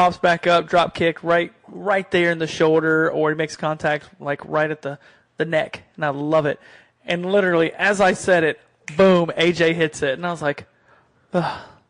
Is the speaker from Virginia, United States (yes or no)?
yes; Virginia, United States; I might be from the tip of the South and that's Virginia, but I'm still from the South.